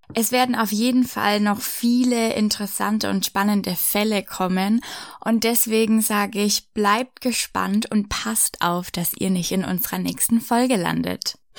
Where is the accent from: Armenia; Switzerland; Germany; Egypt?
Germany; Franconia, Bavaria; bei uns in Franken an der Universität in Würzburg